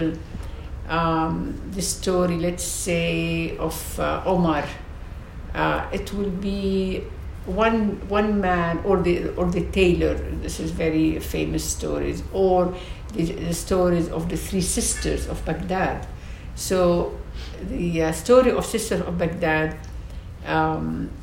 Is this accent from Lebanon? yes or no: yes; Lebanon; moved away as an adult; also born or lived in Cairo, Egypt; now in London, United Kingdom; I'm a Lebanese. I was born in Lebanon